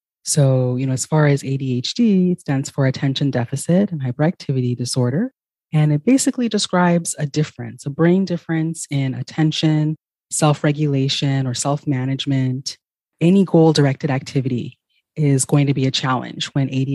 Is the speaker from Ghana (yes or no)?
yes; Ghana; moved away; I'm originally from Ghana